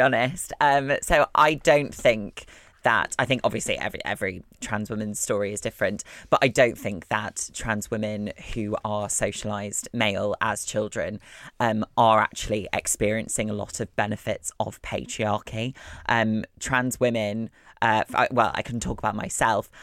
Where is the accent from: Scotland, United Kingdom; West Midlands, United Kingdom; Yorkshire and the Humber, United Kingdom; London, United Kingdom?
Yorkshire and the Humber, United Kingdom; Wakefield; I'm from Wakefield. I'm a Wakey gal. Um, yes, I'm from West Yorkshire.